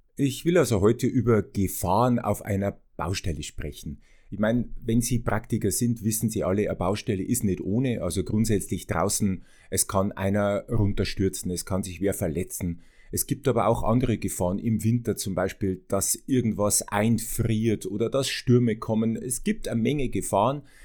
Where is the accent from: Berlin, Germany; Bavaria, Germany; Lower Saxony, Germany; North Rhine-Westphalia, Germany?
Bavaria, Germany; ich komme ja aus Bayern